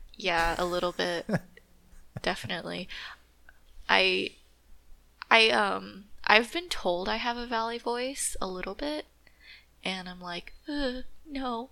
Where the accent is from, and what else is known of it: California, United States